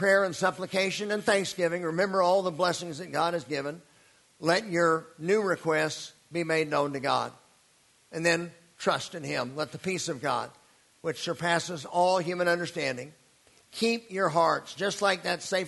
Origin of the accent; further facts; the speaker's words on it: United States; growing up in the American church